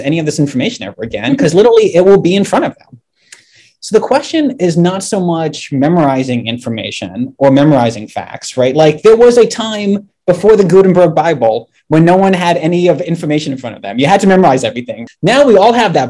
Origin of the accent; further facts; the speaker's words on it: just outside Washington, D.C., Maryland, United States; So I grew up in Maryland and I grew up like just outside of Washington, D.C.